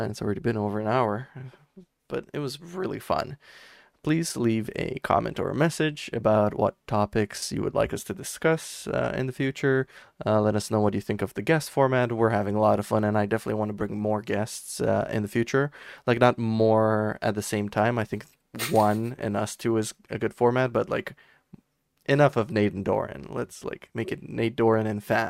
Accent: Romania; first language Romanian; English is a second language; moved away as an adult; now in Canada; I'm directly translating from Romanian

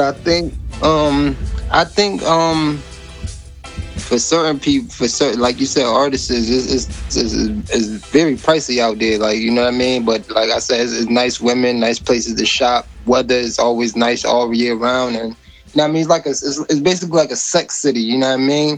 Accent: Hartford, Connecticut, United States; Hartford, Connecticut, man. CT. That's, that's, that's my hometown. Yep, CT, born and raised

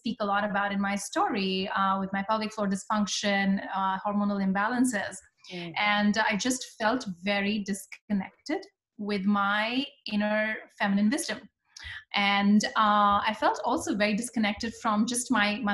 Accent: India; moved away as an adult; I am originally from India, and my journey has been a very typical immigrant journey where I came here for my master's in computer science

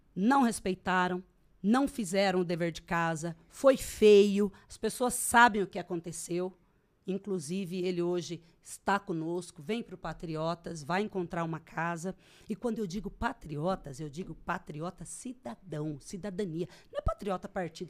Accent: Brazil; now in Sorriso, Brazil; eu sou legítima brasileira

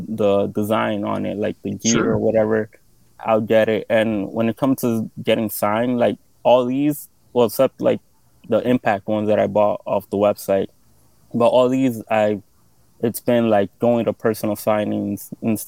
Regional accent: New York City, New York, United States; I'm from Queens

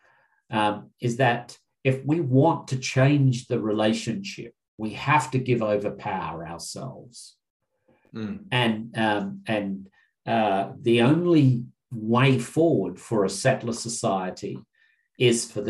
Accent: Narungga, Kaurna, Ngarrindjeri country, South Australia, Australia; I am Narungga, Kaurna, and Ngarrindjeri

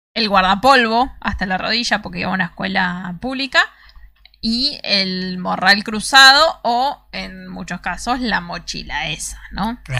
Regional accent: Argentina; somos los argentinos

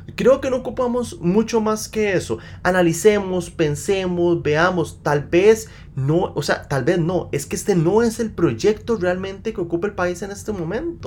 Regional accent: Costa Rica; Yo vengo como un costarricense más

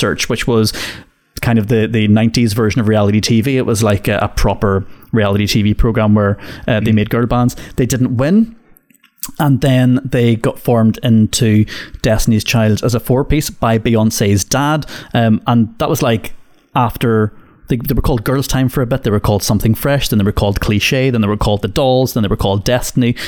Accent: Northern Ireland, United Kingdom; growing up in Northern Ireland, right, we had a radio station in Derry called Q102.9.

